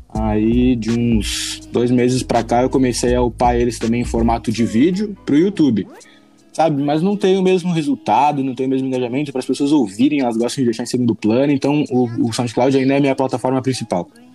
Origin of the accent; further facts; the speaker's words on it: Chapecó, Santa Catarina, Brazil; eu sou de Chapecó, Santa Catarina, extremo oeste de Santa Catarina